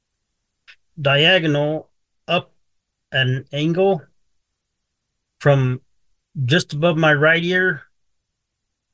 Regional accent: Lucerne Valley, California, United States; also born or lived in San Diego, California; We moved to Lucerne Valley

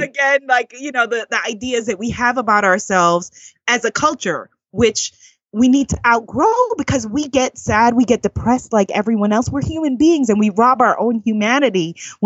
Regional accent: New York City, New York, United States; accent: Guyanese; in my neighborhood where I grew up in Queens, New York

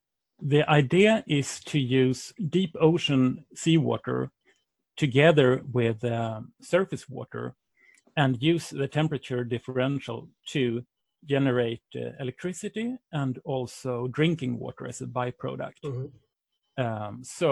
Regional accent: Sweden; English is a second language; I come from Sweden, as you might hear in my voice.

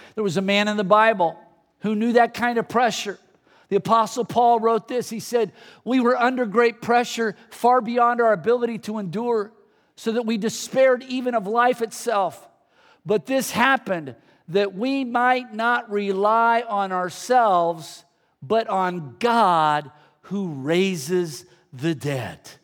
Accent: the Bay Area, California, United States; I grew up in the Bay Area

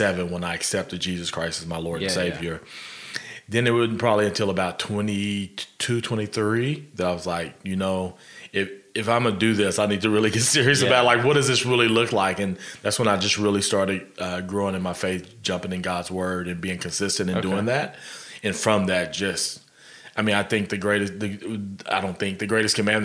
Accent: Guthrie, Oklahoma, United States; Born in Oklahoma City, though, and then shipped directly to Guthrie.

